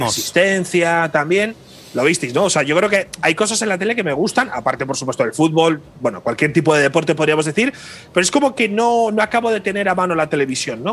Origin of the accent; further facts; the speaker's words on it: Spain; como español